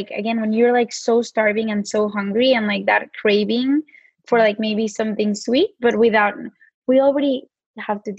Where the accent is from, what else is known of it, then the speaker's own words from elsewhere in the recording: Mexico; accent: Mexican; my Mexican accent comes out sometimes